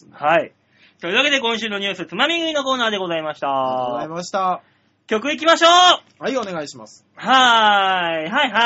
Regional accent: Chūgoku region, Japan; moved away; 中国地方という似たようなところから来てますけども。

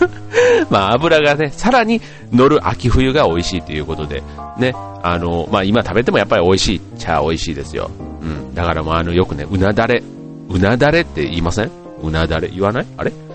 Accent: Osaka, Japan; moved away; 実家が大阪なんで、えっ、と、大阪に家族

